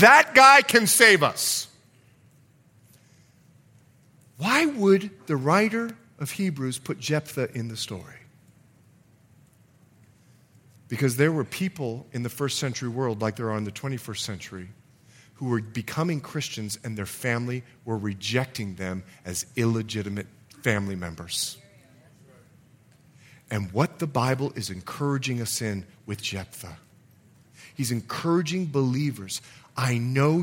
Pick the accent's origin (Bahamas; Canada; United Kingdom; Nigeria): Bahamas; moved away; I'm from the Bahamas